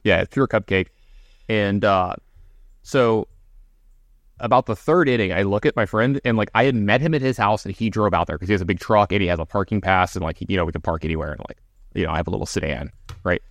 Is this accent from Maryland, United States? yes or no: no; Baton Rouge, Louisiana, United States; my alma mater and, you know, my hometown team